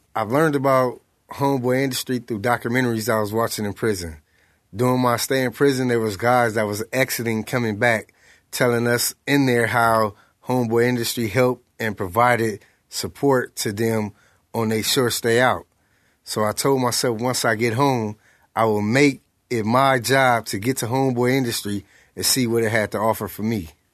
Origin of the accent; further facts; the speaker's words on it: Los Angeles, California, United States; South Central Los Angeles